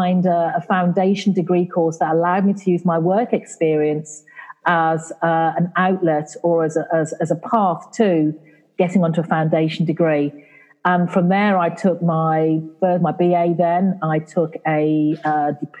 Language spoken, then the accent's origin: English; England, United Kingdom; accent: English; now in Caribbean; my accent, it's English. Mm-hmm. Even though I live in the Caribbean, I am of Caribbean parentage